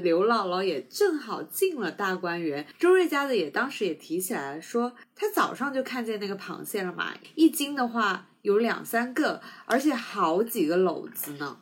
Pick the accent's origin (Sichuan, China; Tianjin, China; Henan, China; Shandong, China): Sichuan, China; moved away; also born or lived in South China; 我是四川人嘛，所以我从小不怎么吃海鲜